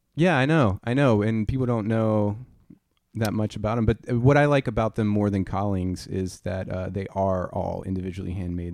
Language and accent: English; Louisiana, United States; I'm from Louisiana